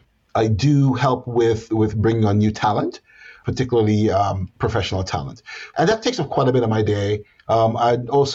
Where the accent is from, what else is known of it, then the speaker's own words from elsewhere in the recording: Jamaica; moved away as an adult; also born or lived in Northern Florida; now in Austin, United States; what Americans would call an immigrant. And so I was born in Jamaica